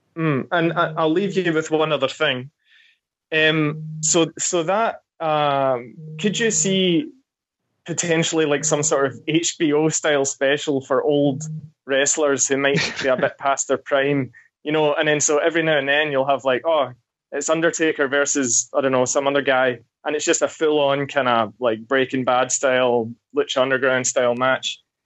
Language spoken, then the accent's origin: English; Scotland, United Kingdom; now in New Zealand; I'm from Scotland. I actually went to school with him